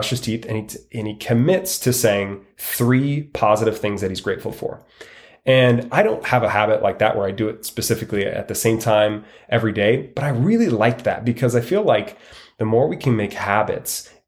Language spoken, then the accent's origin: English; Washington, United States; now in Arizona, United States; living in Arizona, it's sunny almost all the time. And I came from Washington State, which it was gray and put me in a kind of a negative mindset.